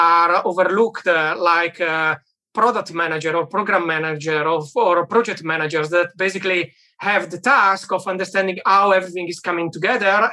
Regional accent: Italy; moved away as an adult; also born or lived in United Kingdom / Germany; now in Berlin, Germany; I'm originally from Italy, worked in the UK and in Germany for a while.

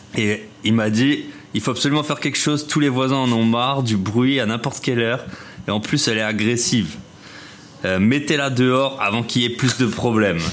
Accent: Alsace, Grand Est, France; je suis alsacien

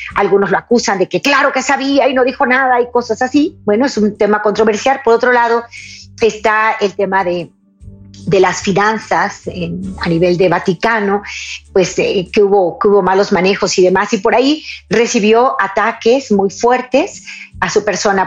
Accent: Mexico

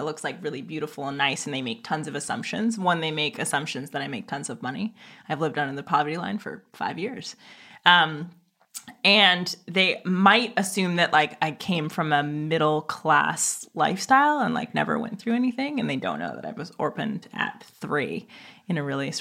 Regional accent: Oakland, California, United States; I grew up in Oakland. I was raised in Oakland at a time when like Oakland was crazy.

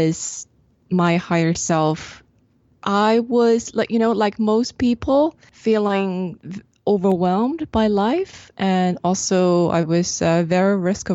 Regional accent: China; I grew up in China.

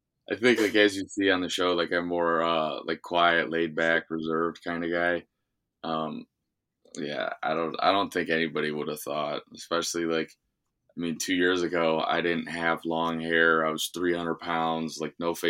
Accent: Cleveland, Ohio, United States; my hometown, downtown Cleveland

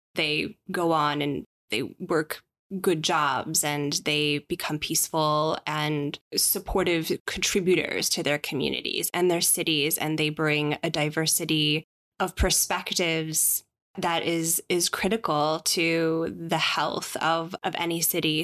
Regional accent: Chicago, Illinois, United States; I am a Chicagoan

